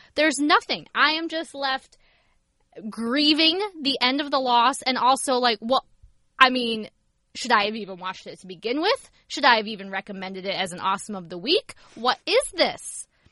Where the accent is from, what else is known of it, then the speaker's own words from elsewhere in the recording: Ohio, United States; moved away; also born or lived in Pennsylvania; growing up in Ohio